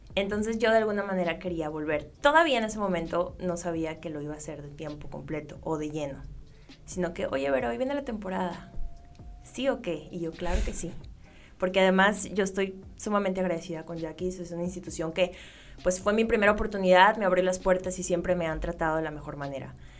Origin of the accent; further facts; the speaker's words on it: Ciudad Obregón, Sonora, Mexico; Yo soy de Ciudad Obregón, Sonora